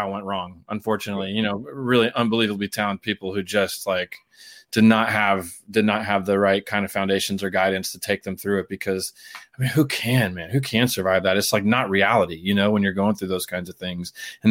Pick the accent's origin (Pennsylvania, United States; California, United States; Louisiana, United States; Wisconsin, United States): California, United States; San Diego; moved away as an adult; also born or lived in Pittsburgh / New York; I'm from San Diego originally, and I got a black belt in Taekwondo when I was about 11 years old.